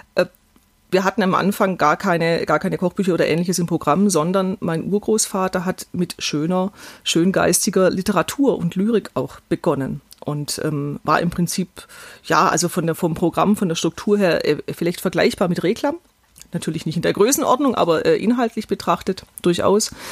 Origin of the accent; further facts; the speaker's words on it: Weil der Stadt, Baden-Württemberg, Germany; meine Heimatstadt, Weilderstadt